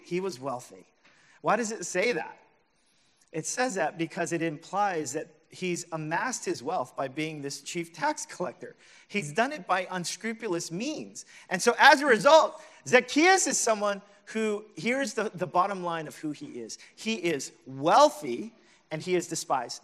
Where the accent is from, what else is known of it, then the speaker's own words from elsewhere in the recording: New York City, New York, United States; as a New Yorker